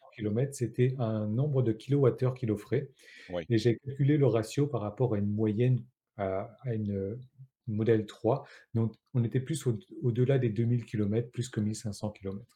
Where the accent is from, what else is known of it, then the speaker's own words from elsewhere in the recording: Réunion; moi je suis français, mais je suis de La Réunion